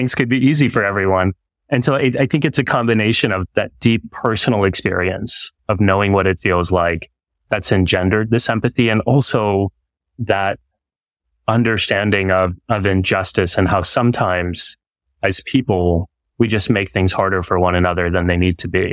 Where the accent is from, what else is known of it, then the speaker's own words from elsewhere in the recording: Texas, United States; because of my experience growing up in Texas and being one of the only kids with a turban and a beard